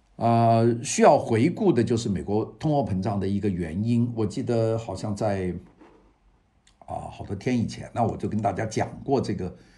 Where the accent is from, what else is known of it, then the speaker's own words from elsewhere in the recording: China; now in Los Angeles, United States; 我们中国人